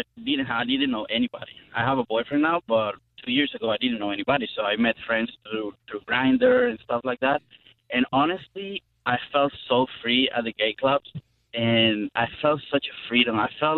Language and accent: English; Venezuela; moved away as an adult; So pretty much my whole teenage years and my college years, I spent it in Venezuela.